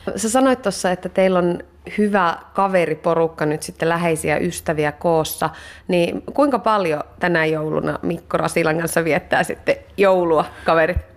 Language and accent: Finnish; Iisalmi, North Savo, Finland; moved away; Iisalmen ajoilta. Mä oon sieltä kotoisin